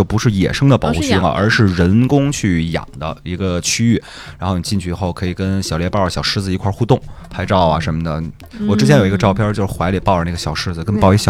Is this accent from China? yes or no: yes; China; 我们中国人还是说偏瘦小一些的，握不住